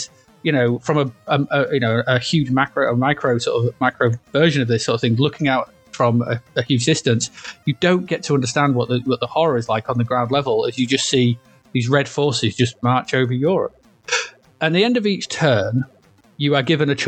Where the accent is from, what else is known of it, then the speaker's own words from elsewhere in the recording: United Kingdom; we're from Britain